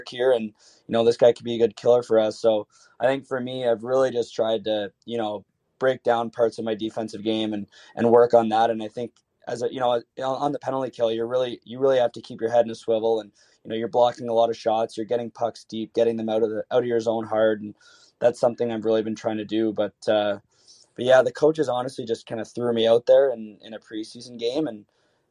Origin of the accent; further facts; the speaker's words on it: Canada; as a Canadian player